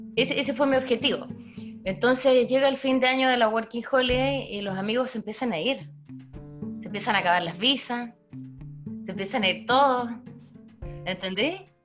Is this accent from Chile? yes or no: yes; Chile; moved away; los chilenos tampoco nos juntamos con los haitianos